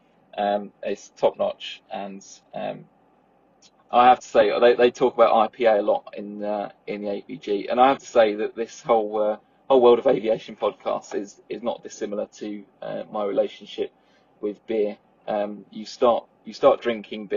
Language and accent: English; Southend-on-Sea, East of England, United Kingdom; I'm from Southend, home to PTUK's favourite airport